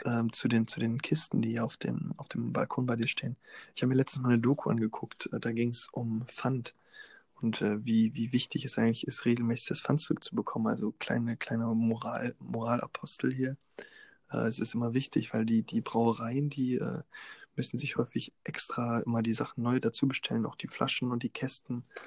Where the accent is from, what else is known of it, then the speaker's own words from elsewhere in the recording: Osnabrück, Lower Saxony, Germany; meinem Heimatort Osnabrück